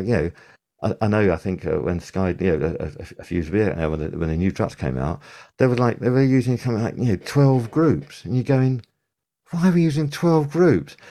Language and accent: English; United Kingdom; we're British